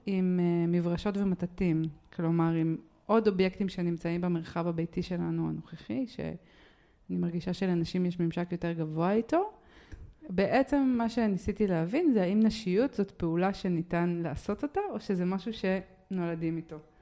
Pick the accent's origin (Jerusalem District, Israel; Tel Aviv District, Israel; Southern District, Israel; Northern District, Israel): Jerusalem District, Israel; Jerusalem; אני רק מירושלים